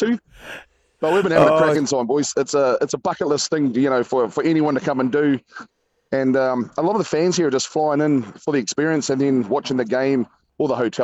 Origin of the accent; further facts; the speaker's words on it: New Zealand; we're from New Zealand